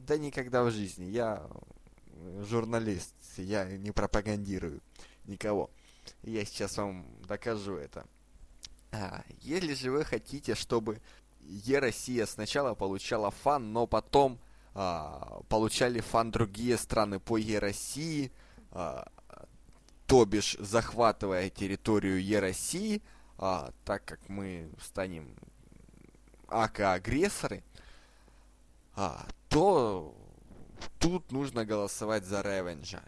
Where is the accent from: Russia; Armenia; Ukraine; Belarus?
Ukraine; я сам из Украины